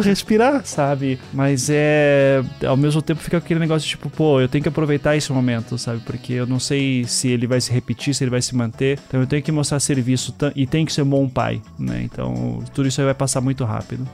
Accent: Curitiba, Paraná, Brazil; also born or lived in Recife; Eu só nasci em Recife, né? E vivi a vida inteira em Curitiba, a família inteira de Curitiba também

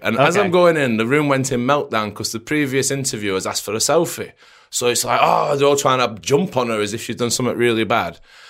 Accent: Preston, North West England, United Kingdom; I'm from Preston.

